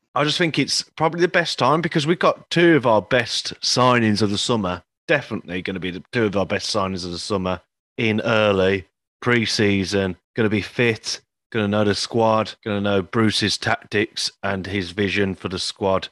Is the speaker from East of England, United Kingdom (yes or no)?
no; Rotherham, Yorkshire and the Humber, United Kingdom; my hometown, Rotherham